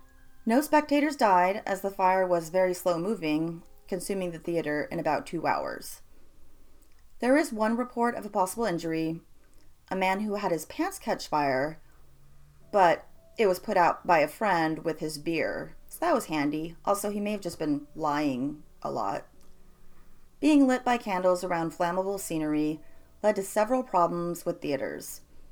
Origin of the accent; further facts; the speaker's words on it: Illinois, United States; The worst theater fire, in fact, the worst single building fire in U.S. history, happened in my home state of Illinois.